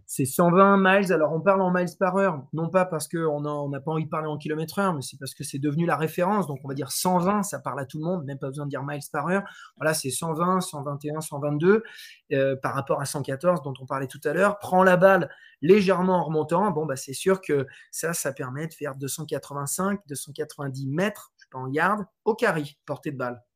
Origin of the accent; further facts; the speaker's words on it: France; je suis français, euh, je suis aussi d'origine portugaise